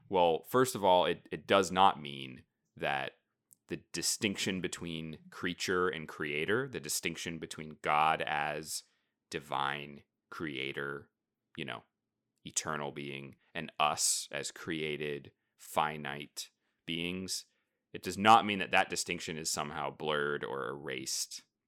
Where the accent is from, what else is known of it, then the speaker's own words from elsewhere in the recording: United States; being American, modern, you know, twenty-first century Protestants